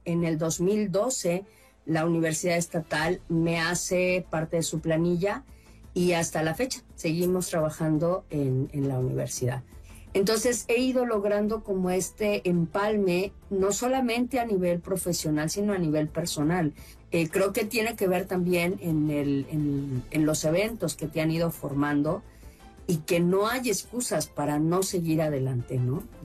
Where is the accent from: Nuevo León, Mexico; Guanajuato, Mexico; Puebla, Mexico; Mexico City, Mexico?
Mexico City, Mexico; moved away as an adult; now in La Crosse, United States; Soy originaria de la Ciudad de México.